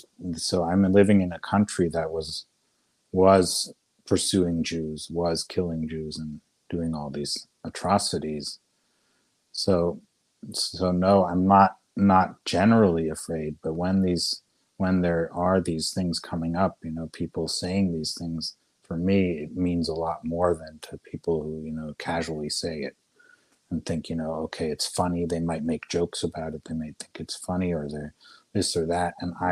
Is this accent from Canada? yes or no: no; Austria; I was in Spain once on an island, and because I came from Austria, someone treated me badly.